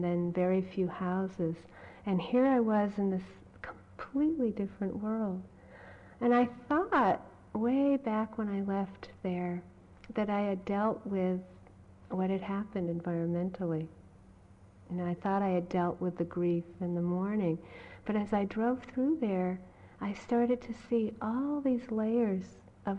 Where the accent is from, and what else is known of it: Massachusetts, United States; born or raised there